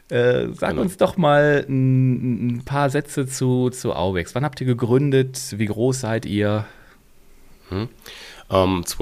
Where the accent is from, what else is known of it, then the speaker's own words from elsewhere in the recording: Hockenheim, Baden-Württemberg, Germany; Ich bin gebürtiger Hockenheimer und auch am Hockenheimring aufgewachsen, ja.